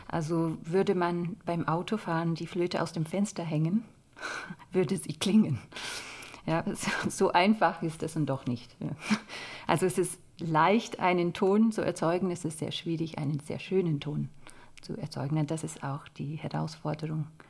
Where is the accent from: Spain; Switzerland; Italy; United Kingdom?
United Kingdom; Scotland; German is a second language; moved away as an adult; also born or lived in London / Stuttgart / Paris; now in Germany; in Schottland, wo ich aufgewachsen bin